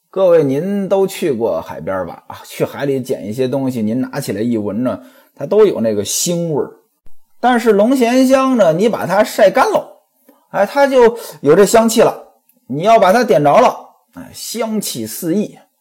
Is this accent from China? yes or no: yes; northern China, China; 在我们北方呀，反正在我老家呀